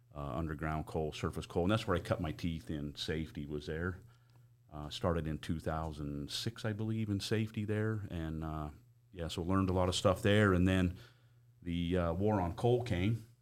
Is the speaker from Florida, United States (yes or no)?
no; Price, Utah, United States; moved away as an adult; also born or lived in Four Corners, New Mexico; I grew up in Price